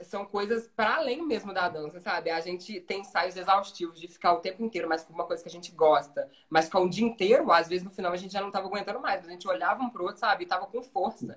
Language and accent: Portuguese; Brazil; Nasci e fui criado no São Benedito